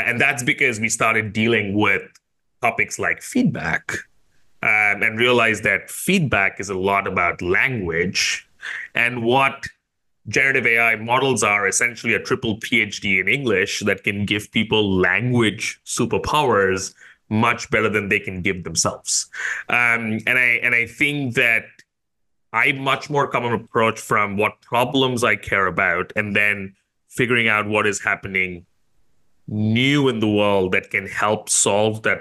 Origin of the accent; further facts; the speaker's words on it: India; now in Singapore; I grew up in India, but I've called Singapore home for a while